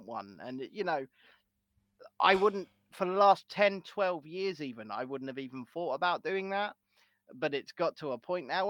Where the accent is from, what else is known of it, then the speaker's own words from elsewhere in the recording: England, United Kingdom; I'm English.